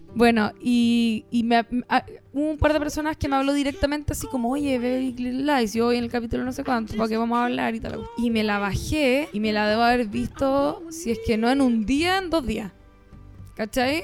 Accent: Chile; Somos chilenos

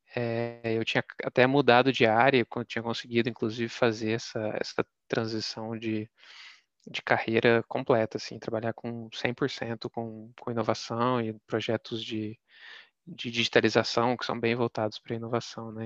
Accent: Minas Gerais, Brazil; ter nascido e sido, ter sido criado em Minas

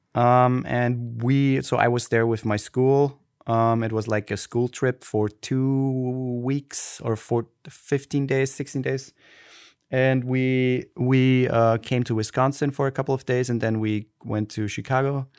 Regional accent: Austria; accent: Austrian German; first language German; English is a second language; I grew up in Austria and I had a nice, nice childhood.

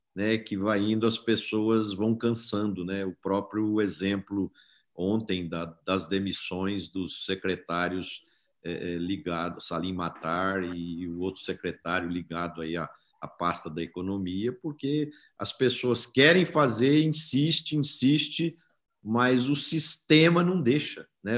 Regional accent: Brazil; todos nós somos brasileiros

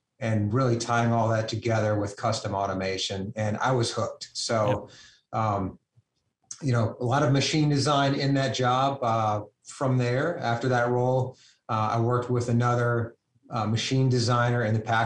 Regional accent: Louisiana, United States; moved away; originally, I'm from Louisiana

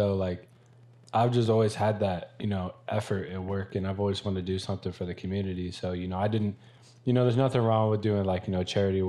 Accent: Ankeny, Iowa, United States; So I'm from Ankeny, Iowa. Shout out to 515.

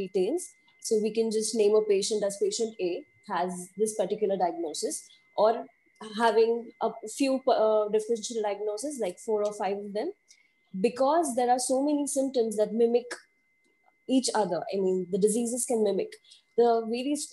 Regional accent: India; I am from India

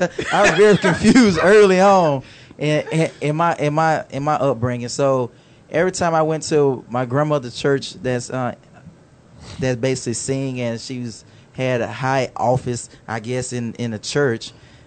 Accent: Alabama, United States; moved away; I'm originally from Alabama, and I had a grandmother who was a Jehovah's Witness.

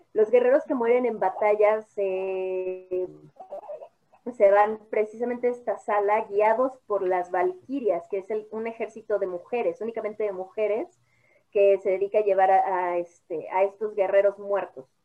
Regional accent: Mexico; como mexicanos

